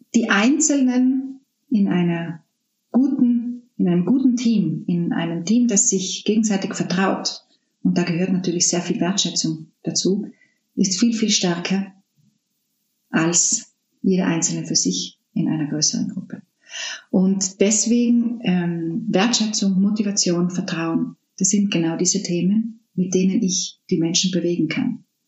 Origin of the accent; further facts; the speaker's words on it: South Tyrol, Trentino-Alto Adige, Italy; moved away as an adult; Südtirol ist meine Heimat.